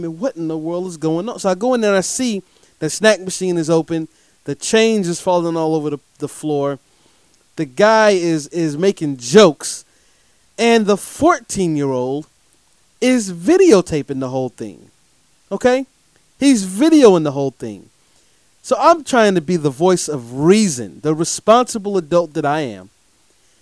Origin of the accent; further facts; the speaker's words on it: Durham, North Carolina, United States; I'm here coming to you from the Bull City of Durham, North Carolina, my hometown